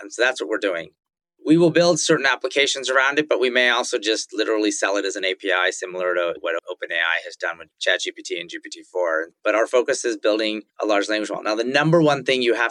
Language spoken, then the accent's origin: English; Silicon Valley, California, United States; also born or lived in Indonesia; Growing up in the Valley, you saw Apple Computer, which was just a few miles from my house, get started and get big